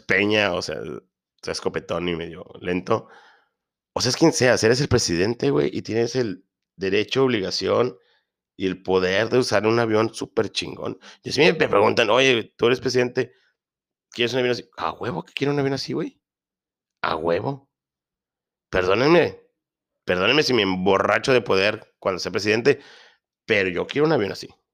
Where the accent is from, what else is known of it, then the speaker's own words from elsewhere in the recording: northern Mexico, Mexico; soy mexicano